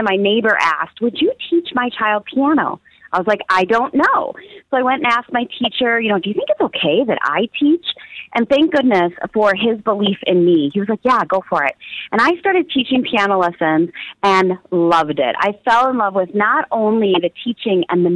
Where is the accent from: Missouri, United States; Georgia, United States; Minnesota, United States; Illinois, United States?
Minnesota, United States; Minneapolis; also born or lived in Iowa; I was born in Iowa, but I have been raised in Minneapolis, Minnesota